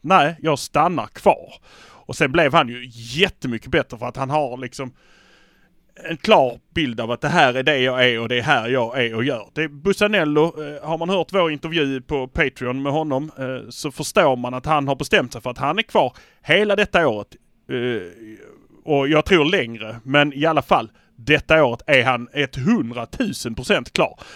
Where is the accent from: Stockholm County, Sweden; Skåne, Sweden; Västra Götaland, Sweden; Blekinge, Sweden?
Skåne, Sweden; Malmö; vi är från Malmö